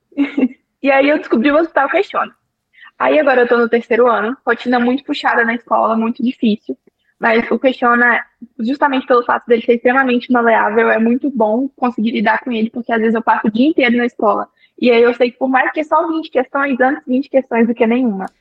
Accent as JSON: {"language": "Portuguese", "region": "interior of Minas Gerais", "country": "Brazil", "said": "Eu sou do interior de Minas Gerais"}